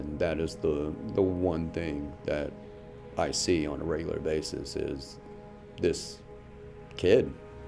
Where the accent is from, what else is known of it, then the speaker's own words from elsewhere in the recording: Fayetteville, North Carolina, United States; I'm a veteran from Fayetteville, North Carolina, and I support the Compassionate Care Act, Senate Bill 711.